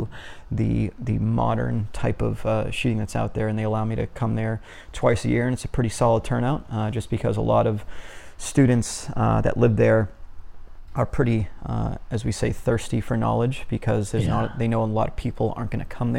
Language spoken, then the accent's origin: English; Massachusetts, United States; moved away as an adult; I was born in Massachusetts, whenever I used to live there